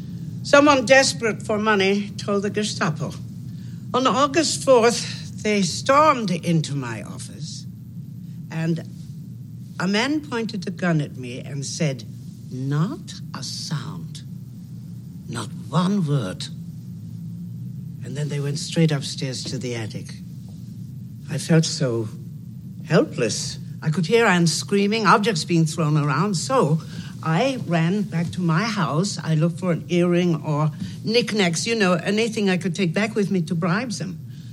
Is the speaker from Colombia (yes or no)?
no; Austria; also born or lived in Netherlands; So another soldier recognized my accent. He was Austrian, and so was I. But I had been adopted by a Dutch family.